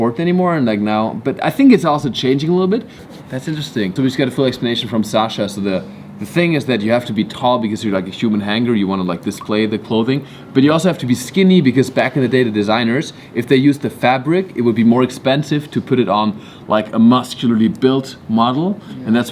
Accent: Germany; moved away; I had to go back to Germany

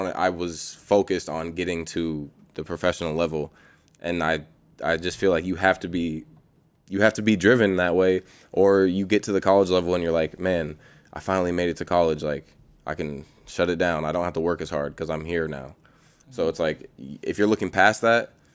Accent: Bay Area, California, United States; moved away; I was born there. I was born in the Bay Area

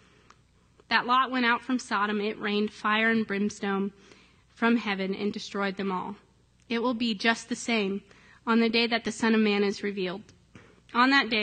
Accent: Ohio, United States; moved away; my hometown in Ohio, it's just this little town

